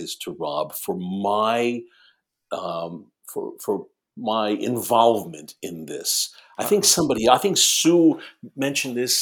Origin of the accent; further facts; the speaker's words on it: New York, United States; being born and raised in New York